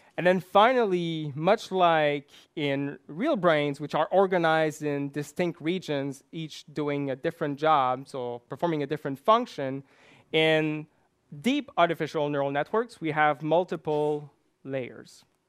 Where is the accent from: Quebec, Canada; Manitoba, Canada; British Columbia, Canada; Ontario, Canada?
Quebec, Canada; English is a second language; I grew up in Quebec, one of the largest French-speaking province in, uh, Canada.